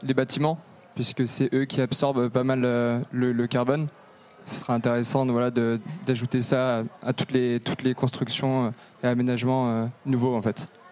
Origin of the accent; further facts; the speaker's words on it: England, United Kingdom; French is a second language; moved away; also born or lived in London; Je suis anglaise